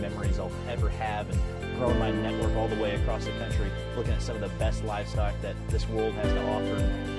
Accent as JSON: {"language": "English", "region": "Nebraska", "country": "United States", "said": "from Shiklin, Nebraska"}